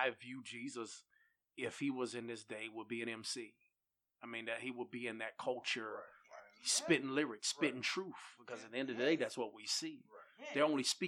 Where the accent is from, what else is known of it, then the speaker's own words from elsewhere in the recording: Greensboro, North Carolina, United States; I'm from Greensboro